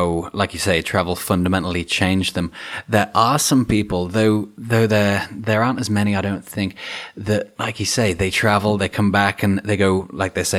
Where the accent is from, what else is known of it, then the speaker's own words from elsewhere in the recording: Italy; I'm from Italy